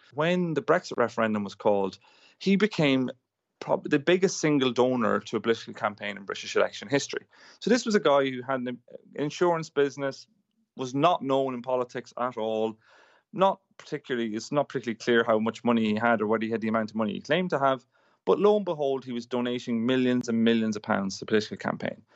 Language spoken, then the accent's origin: English; Ireland; now in United Kingdom; I'm from Ireland, which is pr-, similar size to New Zealand